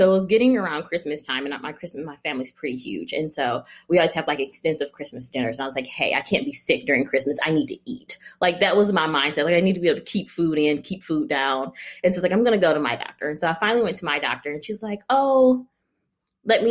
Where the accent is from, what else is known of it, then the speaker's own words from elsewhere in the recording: Michigan, United States; moved away as an adult; now in California, United States; I am from Michigan. My husband is from Ohio